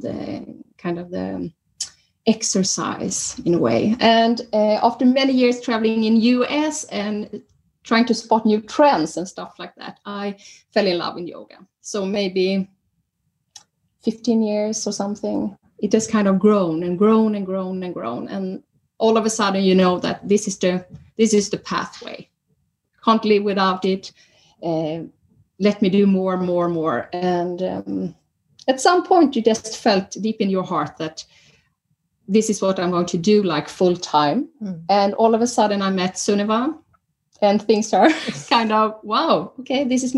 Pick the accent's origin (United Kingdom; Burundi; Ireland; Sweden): Sweden; moved away as an adult; now in Norway; I'm original from Sweden